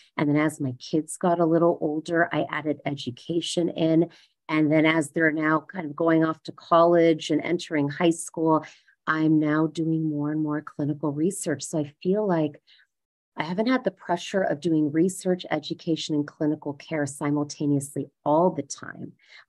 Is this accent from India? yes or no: yes; India; even though I'm Indian, I think I lacked that business gene, haggling gene quite a bit.